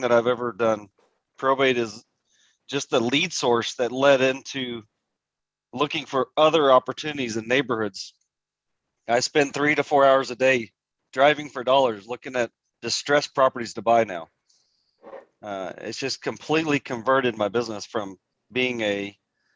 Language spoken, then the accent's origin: English; Haltom City, Texas, United States; I grew up here in Haltom City, Fort Worth, Texas